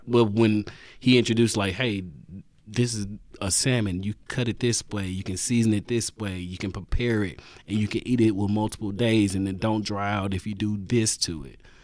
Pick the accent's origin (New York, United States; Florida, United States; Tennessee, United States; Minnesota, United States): Tennessee, United States; Nashville; born or raised there; also born or lived in Brownsville, Tennessee